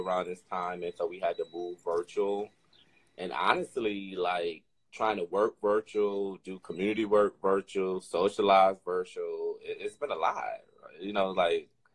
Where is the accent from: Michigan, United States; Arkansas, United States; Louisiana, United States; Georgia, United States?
Michigan, United States; Detroit; now in Austin, United States; I'm from Detroit. Born and raised in Detroit.